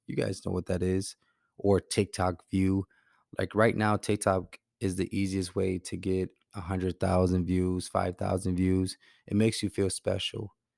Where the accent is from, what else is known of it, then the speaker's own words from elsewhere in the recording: Milwaukee, Wisconsin, United States; my hometown of Milwaukee